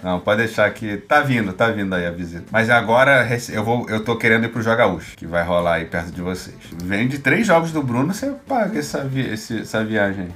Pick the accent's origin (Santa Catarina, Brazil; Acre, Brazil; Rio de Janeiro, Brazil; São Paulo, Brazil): Rio de Janeiro, Brazil; Tijuca é meu bairro no Rio de Janeiro, onde eu nascido e criado, no Tijuquistão